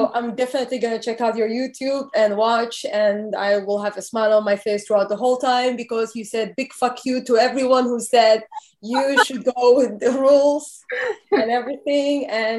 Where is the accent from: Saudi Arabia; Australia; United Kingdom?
Saudi Arabia; I was born in Saudi Arabia, so I do speak Arabic.